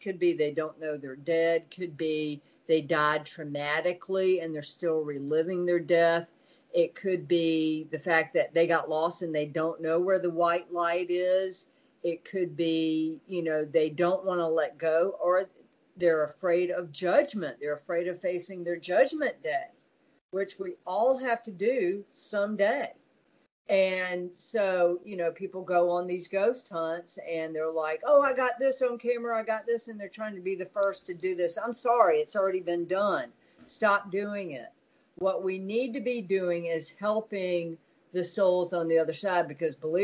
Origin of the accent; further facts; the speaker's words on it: South Carolina, United States; moved away; growing up in South Carolina